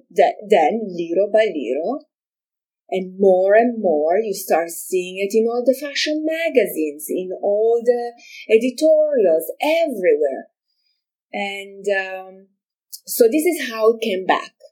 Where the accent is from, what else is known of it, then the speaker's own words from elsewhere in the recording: Milan, Lombardy, Italy; moved away as an adult; now in United States; I'm originally from Milano, Italy.